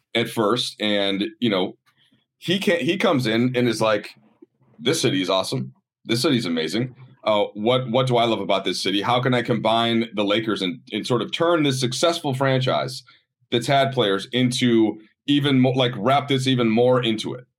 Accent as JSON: {"language": "English", "region": "Minnesota", "country": "United States", "tie": "born or raised there", "also_born_or_lived": "Chicago / Baltimore", "moved": "yes", "lives_now": "Los Angeles, United States", "said": "I grew up in Minnesota"}